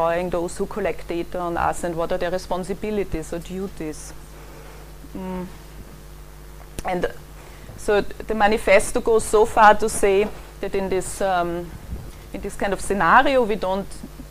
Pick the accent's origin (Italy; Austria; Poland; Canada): Austria; Vienna; moved away as an adult; now in London, United Kingdom; I grew up in Vienna and moved here about 15 years ago